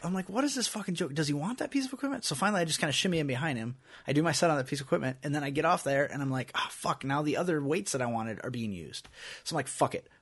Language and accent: English; Iowa, United States; we're from Iowa